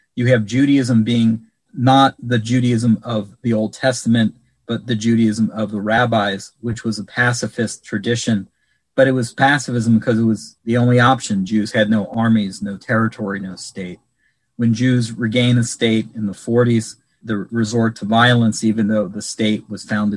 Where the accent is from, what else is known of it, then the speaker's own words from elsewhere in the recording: Cincinnati, Ohio, United States; in 1941 in Cincinnati, my hometown